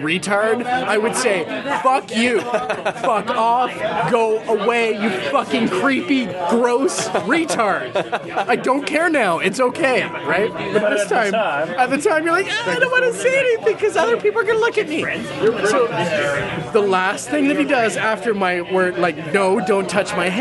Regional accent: Arnprior, Ontario, Canada; moved away as an adult; now in Toronto, Canada; It's called Arnprior. It's near Ottawa

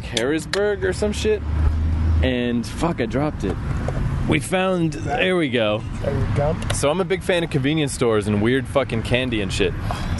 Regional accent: Canada

